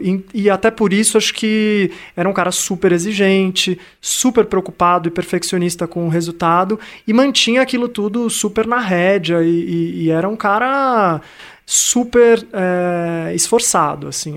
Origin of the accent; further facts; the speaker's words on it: Santos, São Paulo, Brazil; eu cresci em Santos